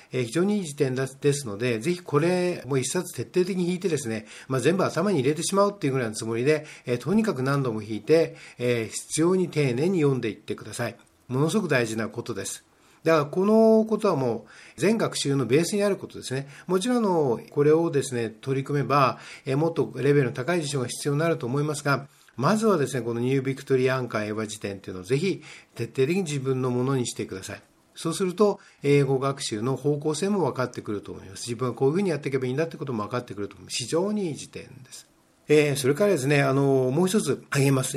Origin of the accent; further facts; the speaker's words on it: Japan; 日本人の中で、まあ、ノンネイティブですよね英語のネイティブじゃない我々が